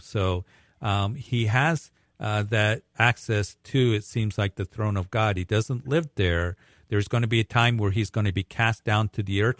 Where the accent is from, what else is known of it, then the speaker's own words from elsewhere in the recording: Greeley, Colorado, United States; my hometown of Greeley